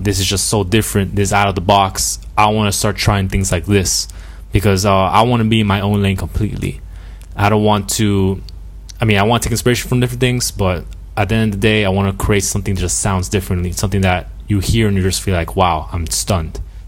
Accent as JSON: {"language": "English", "town": "North Miami", "region": "Florida", "country": "United States", "tie": "born or raised there", "also_born_or_lived": "Peru (family)", "lives_now": "Broward County, United States", "said": "I was born here in Miami, but my family's from Peru"}